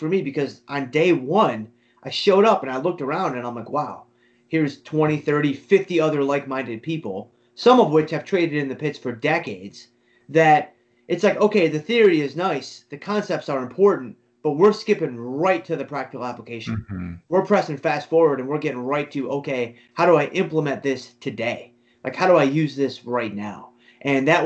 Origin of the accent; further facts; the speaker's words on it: Detroit, Michigan, United States; I grew up in Detroit, you know, a very Midwestern